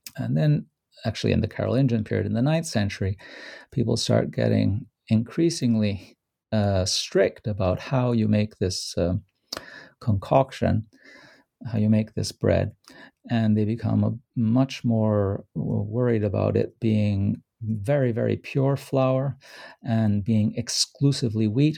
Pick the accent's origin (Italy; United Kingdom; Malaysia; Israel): Italy; Rome, Lazio; moved away; Rome, which is my hometown